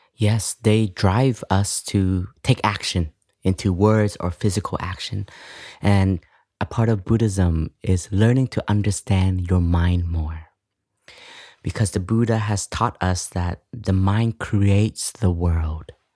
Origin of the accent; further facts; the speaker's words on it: Canada; moved away; I grew up in Canada